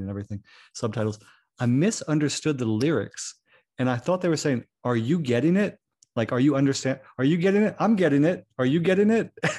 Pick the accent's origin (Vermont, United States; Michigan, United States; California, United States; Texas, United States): Vermont, United States; Burlington; I grew up in Vermont. So this is Burlington, Vermont